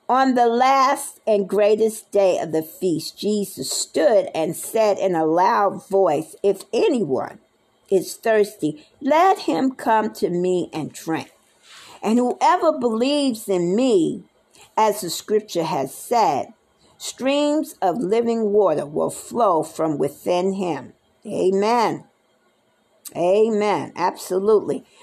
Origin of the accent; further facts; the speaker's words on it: New York, United States; also born or lived in Nebraska; I lived in Nebraska for uh, eight and a half years. I didn't reside from Nebraska. I came from New York. And I've been all over the place.